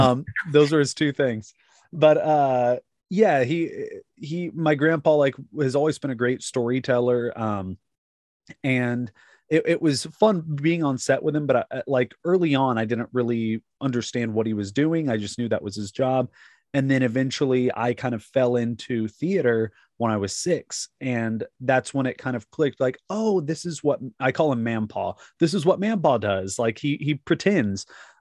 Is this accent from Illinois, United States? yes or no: no; Fort Worth, Texas, United States; also born or lived in Arlington, Texas / Los Angeles; Yes. Yeah. I was born in Arlington, and then lived in Fort Worth to my life. Other than I spent about 10 years on and off out in LA, from my teens into my early 20s. But for the most part, I've lived in Fort Worth my whole life.